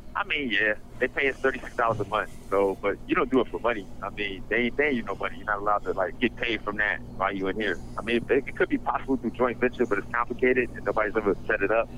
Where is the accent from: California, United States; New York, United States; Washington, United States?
New York, United States; New York City; also born or lived in Detroit, Michigan; I grew up in Brownsville, Brooklyn